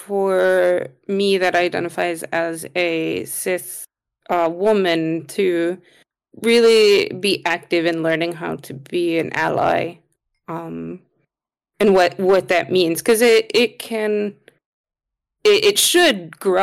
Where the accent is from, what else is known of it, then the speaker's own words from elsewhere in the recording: United States; moved away; I grew up in America